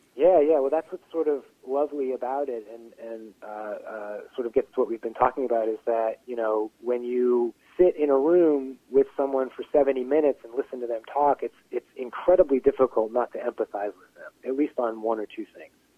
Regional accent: Pittsburgh, Pennsylvania, United States; I'm from right outside Pittsburgh city limits

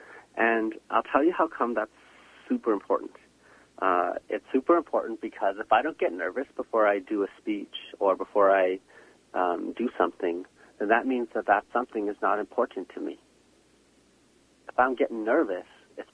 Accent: Shamattawa First Nation, Manitoba, Canada; I'm originally from Shamattawa First Nation

